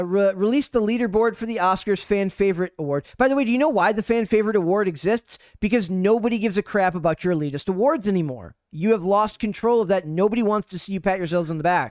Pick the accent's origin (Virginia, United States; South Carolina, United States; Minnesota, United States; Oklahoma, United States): Minnesota, United States; I'm from Minnesota